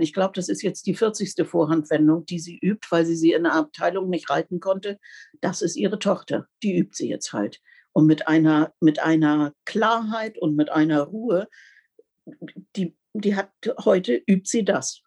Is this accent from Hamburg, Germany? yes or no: no; Bendestorf, Lower Saxony, Germany; bei uns in Bendesdorf, also das ist ja auch alles noch eine ganz andere Zeit gewesen, also draußen im Landkreis